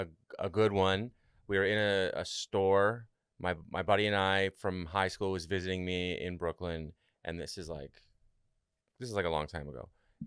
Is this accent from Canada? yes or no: yes; Canada; I'm from Canada, and I had to go back home for a little while.